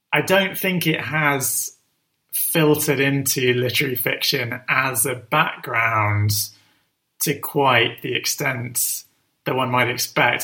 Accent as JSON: {"language": "English", "region": "London", "country": "United Kingdom", "tie": "born or raised there"}